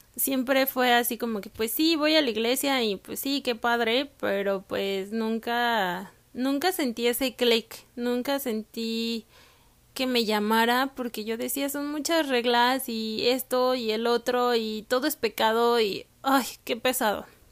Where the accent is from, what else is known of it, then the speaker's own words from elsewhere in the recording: Mexico; moved away as an adult; also born or lived in Canada; Yo nací, crecí y estudié en México